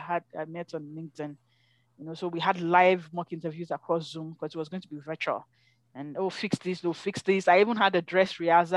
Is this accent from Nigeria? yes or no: yes; Nigeria; first language English; moved away as an adult; now in Calgary, Canada; I'm from Nigeria